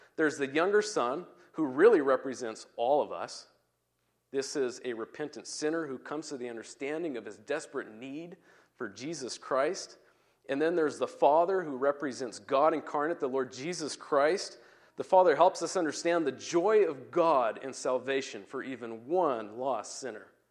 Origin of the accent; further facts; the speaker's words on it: Turkey; now in Puyallup, United States; as I grew up in Turkey